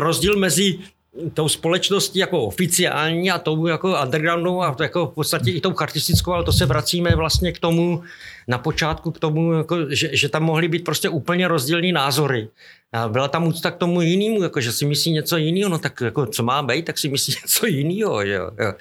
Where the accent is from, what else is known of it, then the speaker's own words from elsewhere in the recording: Šumperk, Olomouc Region, Czechia; moved away; A my všichni jako vlastně jsme byli ze Šumperku.